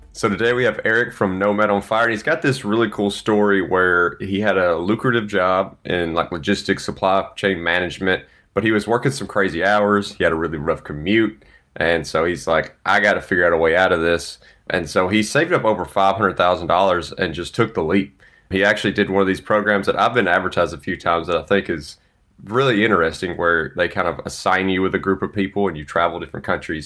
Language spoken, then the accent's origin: English; Mississippi, United States; moved away; eight hours from Dallas to my hometown. Really excited to get to see the parents